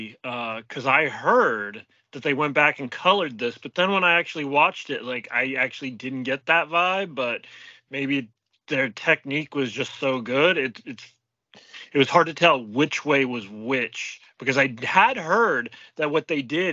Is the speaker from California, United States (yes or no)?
yes; California, United States; Like me growing up in the Bay Area in the 80s, like I really was the kind of like free to roam the Bay Area, like out and about and ride BART and bus.